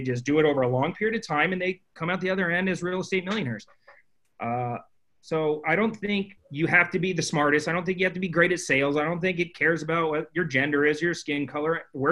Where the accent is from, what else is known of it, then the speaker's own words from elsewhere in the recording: Phoenix, Arizona, United States; I grew up in Phoenix, Arizona